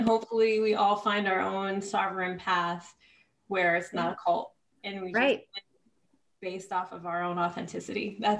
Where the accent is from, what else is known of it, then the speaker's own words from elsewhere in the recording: Poughkeepsie, New York, United States; now in California, United States; I'm from Poughkeepsie, New York